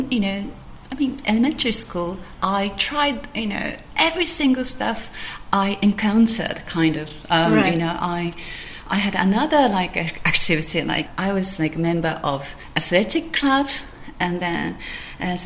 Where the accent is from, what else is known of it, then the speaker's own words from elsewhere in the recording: Japan; I'm from Japan